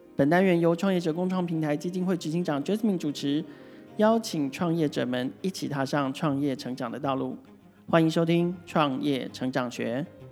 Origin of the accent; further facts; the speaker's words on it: Taiwan; also born or lived in Argentina; 因为我是台湾人